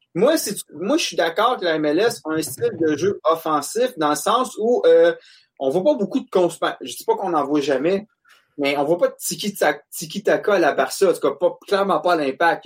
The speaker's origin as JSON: {"language": "French", "area": "Monteuil", "region": "Quebec", "country": "Canada", "said": "je viens de Monteuil"}